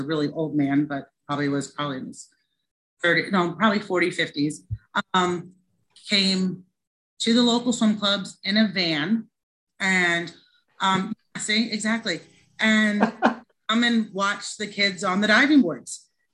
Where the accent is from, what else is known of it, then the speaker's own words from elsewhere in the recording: Philadelphia, Pennsylvania, United States; moved away; also born or lived in New Jersey; I grew up right outside Philadelphia in the suburbs